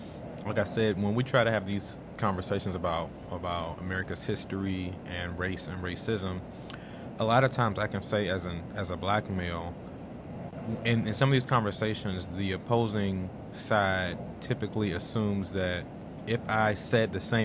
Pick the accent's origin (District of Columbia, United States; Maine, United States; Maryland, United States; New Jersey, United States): District of Columbia, United States; Washington; I'm originally from Washington, D.C.